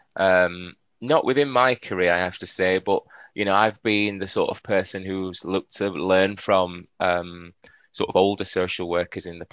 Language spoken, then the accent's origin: English; Yorkshire and the Humber, United Kingdom; I'm a Yorkshireman, you know. I can't even disguise it.